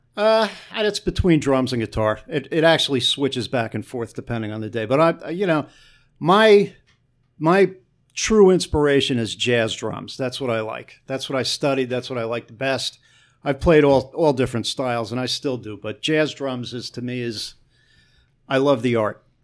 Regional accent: Newark, New Jersey, United States; also born or lived in East Orange, New Jersey; I was from Newark and East Orange

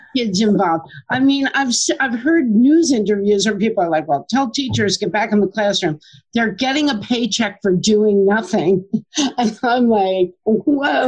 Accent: Middletown, New Jersey, United States; also born or lived in Asbury Park, New Jersey; I grew up in Middletown

